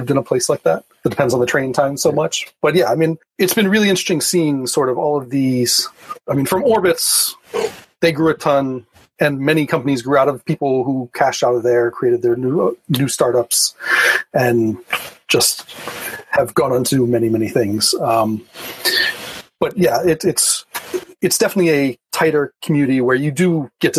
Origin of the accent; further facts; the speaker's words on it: Miami, Florida, United States; moved away as an adult; also born or lived in Bay Area; now in Chicago, United States; I grew up in Miami, and so that's where my technical career started.